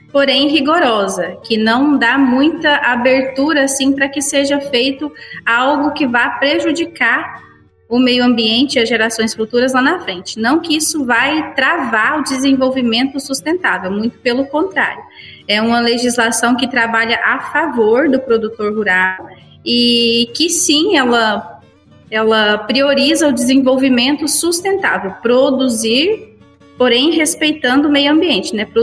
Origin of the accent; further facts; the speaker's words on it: Cachoeira Alta, Goiás, Brazil; Sim, somos aqui de Cachoeira Alta.